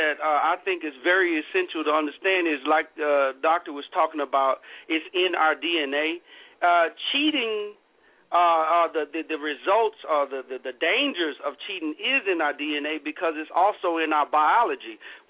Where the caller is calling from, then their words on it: Seattle, Washington, United States; I'm calling from Seattle.